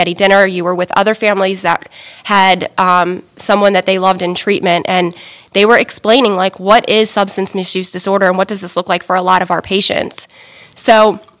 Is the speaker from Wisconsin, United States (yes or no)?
no; Pasadena, Maryland, United States; I grew up in Anne Arundel County in Pasadena.